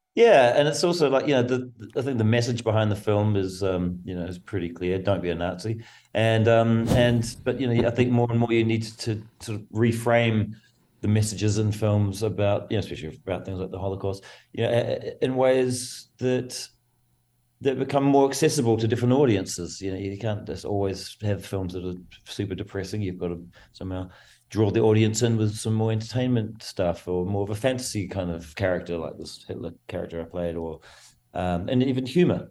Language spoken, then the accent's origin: English; New Zealand; I come from New Zealand, so very, it's a rugby mad nation